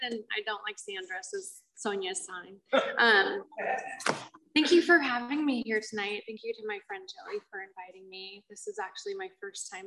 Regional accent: Culver City, California, United States; I grew up in Culver City in Los Angeles

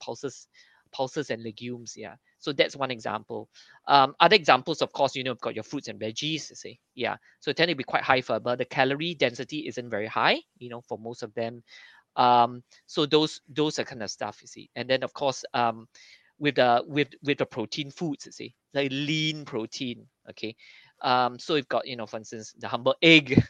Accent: Singapore; being Singaporean

